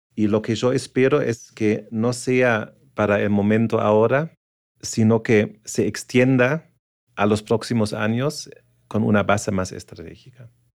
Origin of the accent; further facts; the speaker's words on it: Germany; moved away; also born or lived in Asia; soy eh, alemán y europeo.